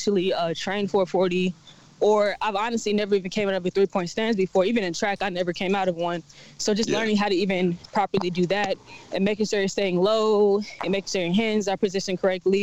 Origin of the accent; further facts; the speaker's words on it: Houston, Texas, United States; now in Atlanta, United States; I'm originally from Houston, Texas, but I reside in Atlanta, Georgia.